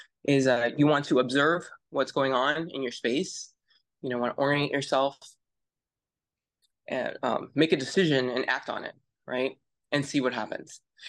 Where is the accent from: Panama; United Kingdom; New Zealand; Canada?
Panama; Sure. I grew up in Central America. I grew up in Panama. My dad was in the military and I went to DOD schools.